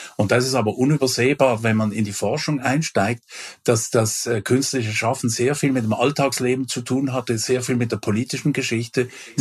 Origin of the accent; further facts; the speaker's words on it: Switzerland; moved away; also born or lived in Germany; ich war in einem früheren Leben ja auch Schweizer, äh, ich bin es noch, aber ich bin auch Deutscher